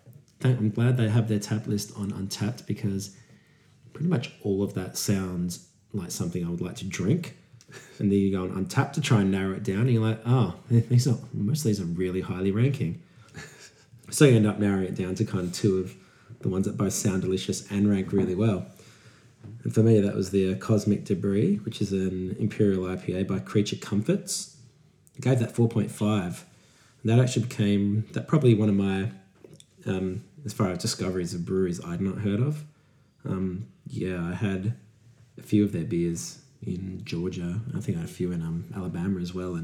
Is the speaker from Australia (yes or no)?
yes; Australia; I'm from Australia